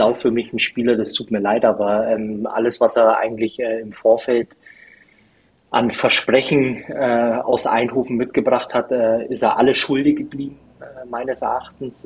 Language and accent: German; Bavaria, Germany; moved away as an adult; also born or lived in Rhineland; now in North Rhine-Westphalia, Germany; Ich bin ja, äh, wie sagt man das, äh, Exil-Bayer äh, seit ähm, ja, über zehn Jahren mittlerweile jetzt im äh, Rheinland